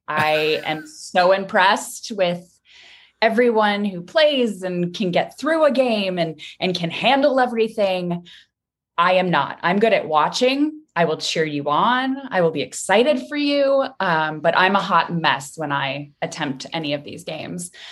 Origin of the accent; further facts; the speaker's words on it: Midwest, United States; I'm from the Midwest